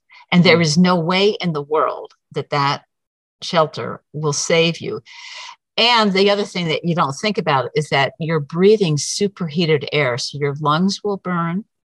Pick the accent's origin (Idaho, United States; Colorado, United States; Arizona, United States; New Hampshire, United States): Arizona, United States; Prescott; because they knew I was originally from the Prescott area.